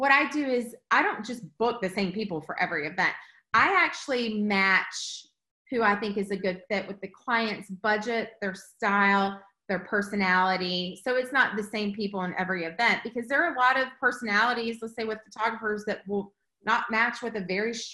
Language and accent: English; Eastern North Carolina, United States; I grew up on the eastern part of North Carolina